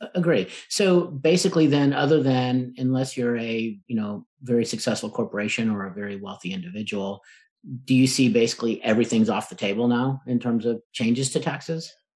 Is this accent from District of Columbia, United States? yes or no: no; Texas, United States; I am from Texas, not from up north like you are.